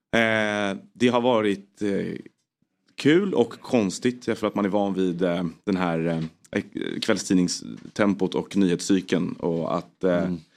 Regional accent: Stockholm, Stockholm County, Sweden; jag kom från Stockholm

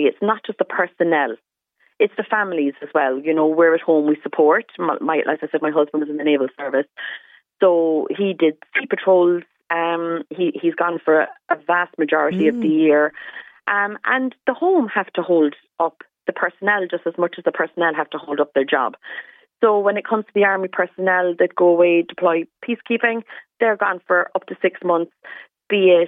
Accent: Cobh, Munster, Ireland; I'm from Cove

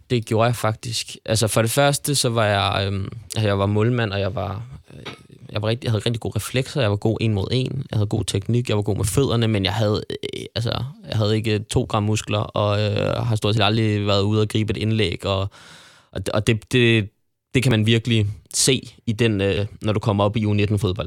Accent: Frederiksberg, Capital Region of Denmark, Denmark; jeg voksede op på Frederiksberg og spillede i Frederiksberg Boldklub FB

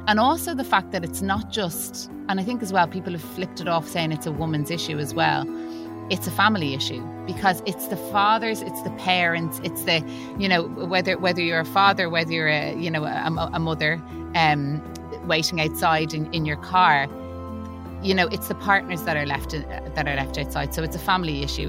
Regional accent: Ireland; I'm an Irish actor and writer

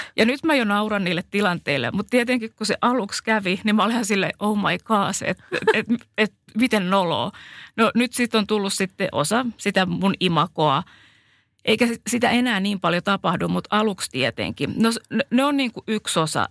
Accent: Finland; accent: Finnish; moved away; vaikka mä oon ollut pitkään maailmalla, niin kyllä mulla on se suomalainen aksentti

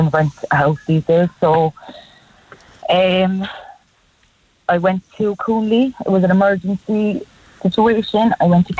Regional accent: Cork, Munster, Ireland; I'm from White's Cross all my life, kind of up by the Black Man

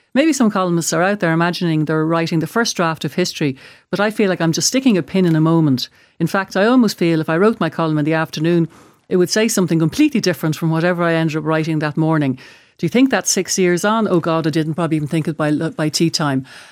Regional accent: Ireland; as an Irish person

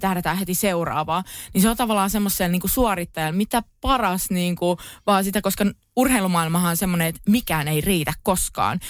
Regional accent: Pori, Satakunta, Finland; kun on Poris kasvanut

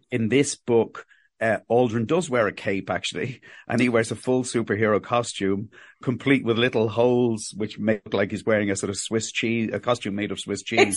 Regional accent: Ireland; accent: Cockney; also born or lived in England; I was born, I was born in England and we moved to Ireland in the, the late seventies, early nineteen eighties

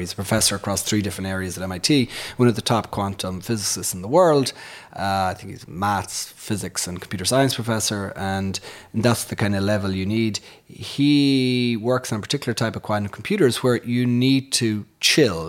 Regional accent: Castleconnor, Connacht, Ireland; moved away as an adult; we grew up on a farm in the, in, in a place called Castle Conner

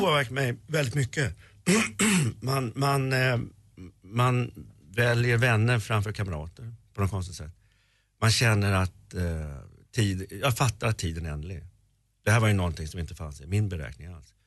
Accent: Sweden; jag var svensk

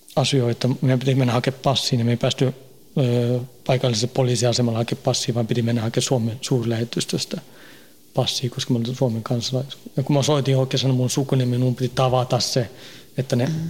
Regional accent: Stockholm suburb, Stockholm County, Sweden; moved away as an adult; now in Finland; Synnyin ja kasvoin siellä, parikymmentä vuotta asuin siellä, vähän reilu

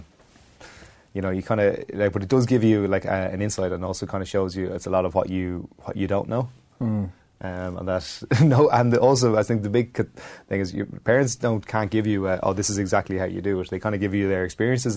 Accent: Wexford, Leinster, Ireland; also born or lived in Clongowes; growing up in Wexford and in Clongowes

